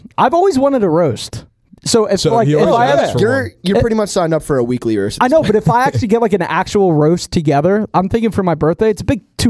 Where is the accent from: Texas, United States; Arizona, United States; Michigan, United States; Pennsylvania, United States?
Pennsylvania, United States; Delaware County; also born or lived in Northeast Philadelphia; I was born in Delco.